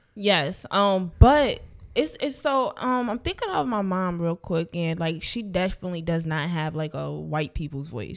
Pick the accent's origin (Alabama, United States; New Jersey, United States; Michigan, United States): New Jersey, United States; moved away; back home in Jersey